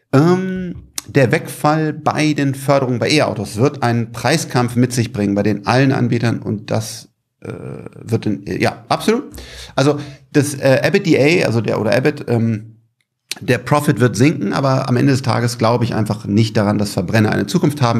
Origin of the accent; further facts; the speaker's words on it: Germany; als Deutscher